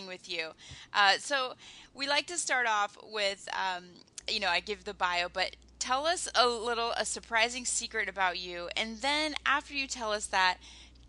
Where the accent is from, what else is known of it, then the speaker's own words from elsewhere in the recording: Nebraska, United States; I'm from Nebraska